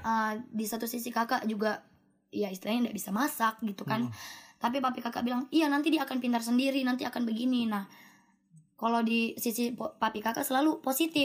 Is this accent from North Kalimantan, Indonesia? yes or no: yes; Nunukan, North Kalimantan, Indonesia; moved away; saya dari Nunukan